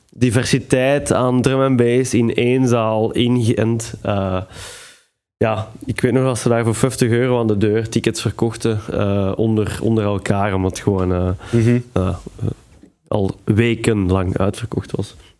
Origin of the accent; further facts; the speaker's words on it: Belgium; als Belg